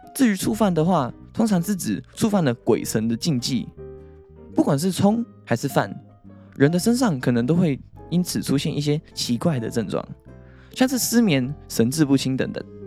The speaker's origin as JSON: {"language": "Chinese", "country": "Hong Kong", "moved": "yes", "lives_now": "Taiwan", "said": "因为我以前在香港"}